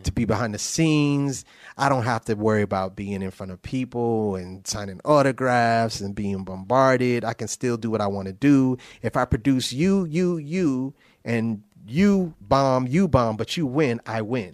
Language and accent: English; New Haven, Connecticut, United States; moved away; also born or lived in New York; I'm from New Haven, Connecticut